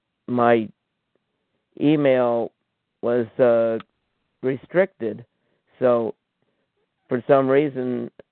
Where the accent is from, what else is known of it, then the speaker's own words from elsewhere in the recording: New York, United States; I'm from New York.